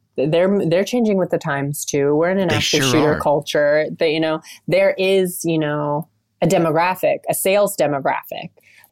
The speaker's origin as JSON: {"language": "English", "town": "Orient", "region": "Ohio", "country": "United States", "tie": "born or raised there", "moved": "yes", "lives_now": "New York, United States", "said": "I am from Ohio. I'm from a town called Orient, Ohio, which is like maybe it's considered central Ohio, maybe 20 minutes from Columbus, which is the capital."}